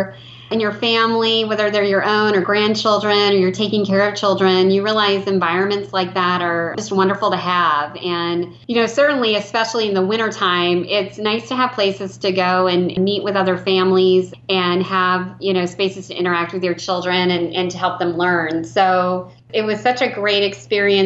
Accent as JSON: {"language": "English", "region": "Iowa City / Cedar Rapids region", "country": "United States", "tie": "born or raised there", "moved": "as an adult", "said": "to come back to what I really consider my hometown. And we moved our family back last July"}